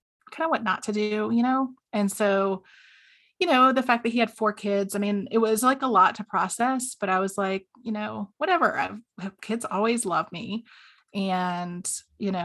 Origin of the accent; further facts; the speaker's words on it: the South, United States; accent: southern; moved away as an adult; also born or lived in South Carolina / Georgia; now in Washington, D.C., United States; I am originally from down south, and my accent comes out occasionally